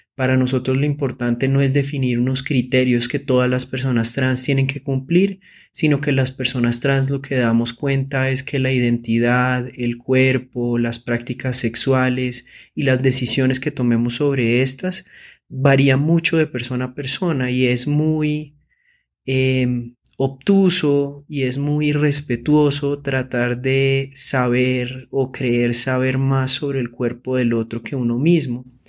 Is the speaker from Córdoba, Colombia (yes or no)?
no; Girón, Santander, Colombia; now in Bogotá, Colombia; Nací en Girón, Santander y vivo en Bogotá con mi esposa y con mis dos gatos